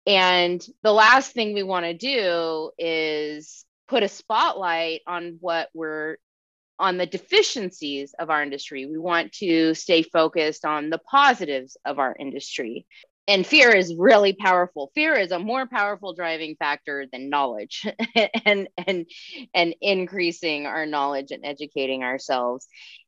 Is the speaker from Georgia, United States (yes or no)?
no; California, United States; now in Tucson, United States; here I am in Tucson, Arizona. I came from California.